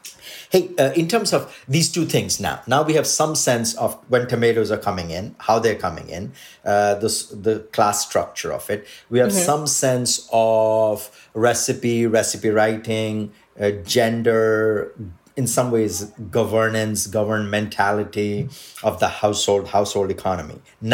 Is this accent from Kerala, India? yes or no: no; Odisha, India; first language Odia; English is a second language; my mother tongue is Odia. My Odia grandmother used to call